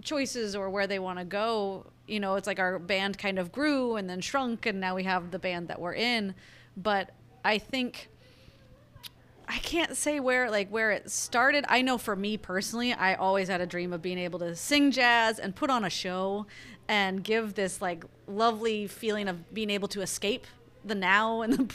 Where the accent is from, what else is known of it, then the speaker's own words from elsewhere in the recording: Longview, Washington, United States; moved away as an adult; also born or lived in Los Angeles; definitely from Longview